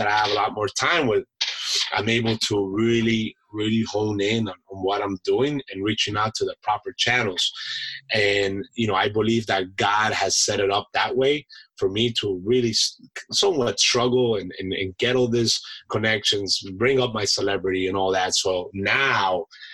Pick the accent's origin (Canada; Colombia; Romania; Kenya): Colombia; now in United States; I'm an immigrant from Colombia, right? I was born abroad. I was born a citizen abroad in the United States